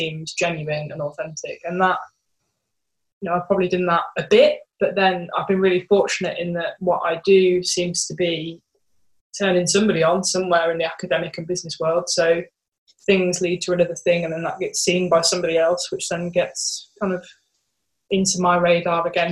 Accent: Birmingham, West Midlands, United Kingdom; in Birmingham, my hometown.

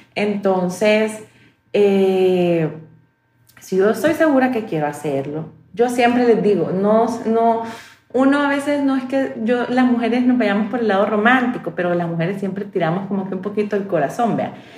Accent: El Salvador; Como salvadoreña

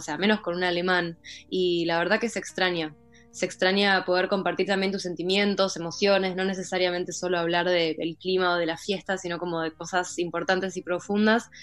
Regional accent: Olivos, Buenos Aires Province, Argentina; moved away as an adult; now in Berlin, Germany; nací en, Buenos Aires, me crié en Olivos, casi toda mi vida viví en Vicente López.

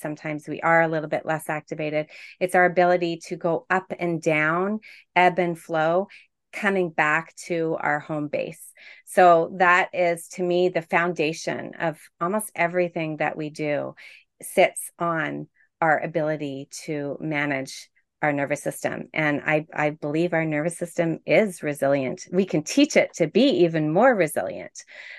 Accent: Toronto, Ontario, Canada; I am a coach, obviously, and I'm from Toronto, Ontario, Canada.

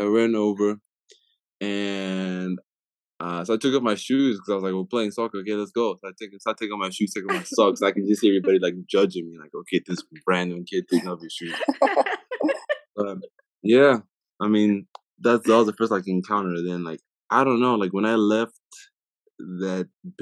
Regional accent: Harare, Zimbabwe; moved away as an adult; now in Utah, United States; born and raised in Zimbabwe until I was 18

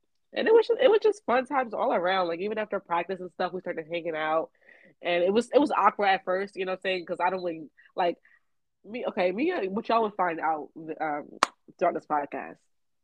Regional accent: Maryland, United States; also born or lived in Philadelphia, Pennsylvania; I moved to Maryland when I was about 6 or 7

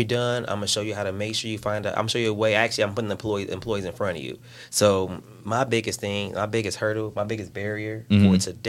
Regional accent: Chicago, Illinois, United States; I'm from the south side of Chicago.

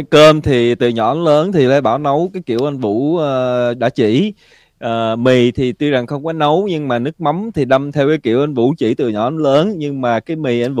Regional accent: Vietnam; now in California, United States; mình cũng nói là mình là từ Cali đến và mình là dân Việt Nam

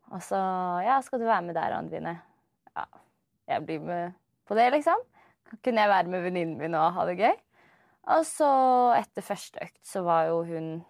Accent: Oslo, Norway; Jeg er fra Oslo. Født og oppvokst i Oslo

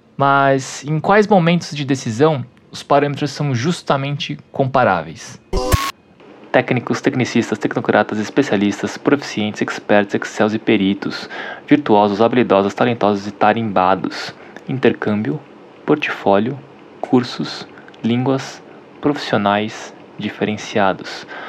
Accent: Brazil; Para mim, que sou brasileiro

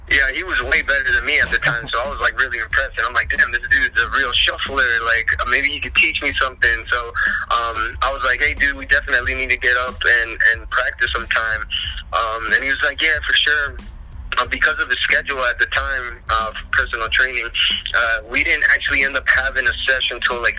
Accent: New Jersey, United States; moved away as an adult; also born or lived in San Diego, California; now in South Florida, United States; I was born and raised in New Jersey.

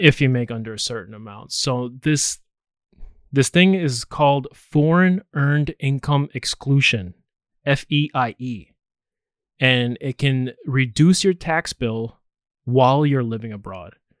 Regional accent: United States; me being American, it's nice to have other citizenships

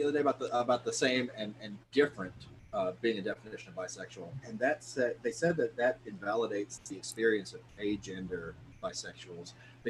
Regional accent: the South, United States; accent: southern; I was raised in the South in one of those like televangelist style Pentecostal churches

